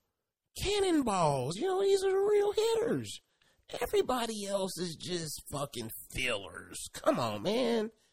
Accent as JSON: {"language": "English", "town": "Kansas City", "region": "Kansas", "country": "United States", "tie": "born or raised there", "said": "I am from Kansas City, Kansas. born and raised."}